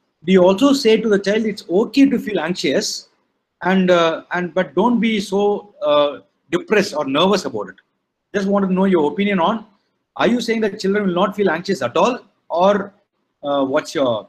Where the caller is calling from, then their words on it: Chennai, Tamil Nadu, India; I'm calling from Chennai.